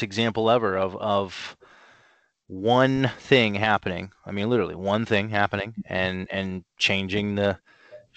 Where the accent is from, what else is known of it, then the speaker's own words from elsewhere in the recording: Canton, Ohio, United States; moved away as an adult; also born or lived in Cleveland, Ohio / Nashville, Tennessee; now in Chicago, United States; I am originally from Canton, Ohio